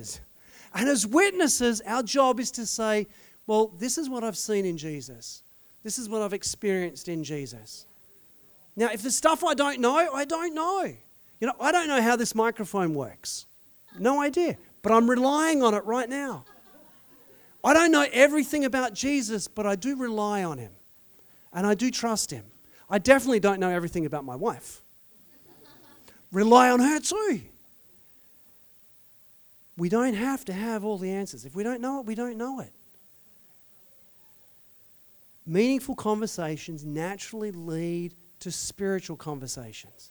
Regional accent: Australia; being an Aussie

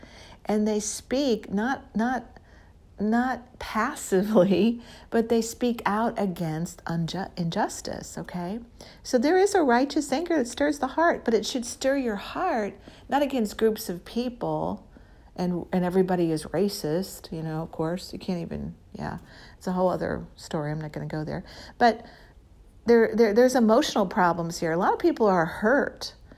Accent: Midwest, United States; also born or lived in Missouri / Illinois; I came from the Midwest in Missouri and Illinois

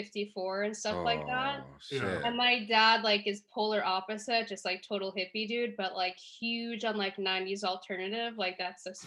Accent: Long Island, New York, United States; growing up on Long Island, just like going to skate parks to hang out like after school

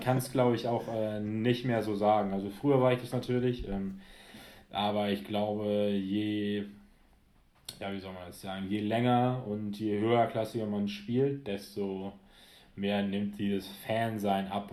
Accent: near Altenholz, Schleswig-Holstein, Germany; lange in Altenholz gespielt, wo ich ja aufgrund der örtlichen Verbundenheit zu meiner Heimat den einen oder anderen auch kenne

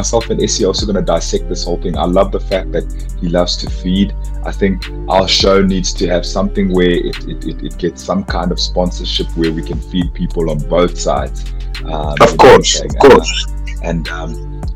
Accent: Soweto, Gauteng, South Africa; my hometown. We need to have people shutting down Vilakazi Street in Soweto

